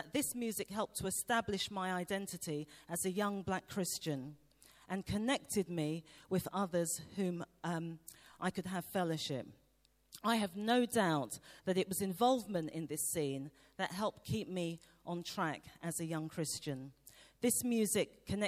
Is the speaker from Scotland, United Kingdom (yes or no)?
no; London, United Kingdom; I grew up in East London in the 1970s.